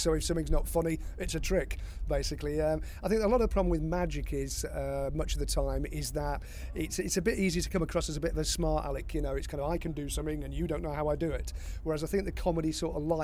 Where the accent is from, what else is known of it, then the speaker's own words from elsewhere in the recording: Blackpool, North West England, United Kingdom; when I was growing up in Blackpool